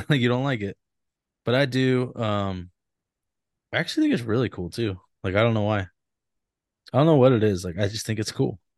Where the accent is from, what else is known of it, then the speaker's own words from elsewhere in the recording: Sutter, California, United States; I grew up in Sutter. I'm so used to it, man.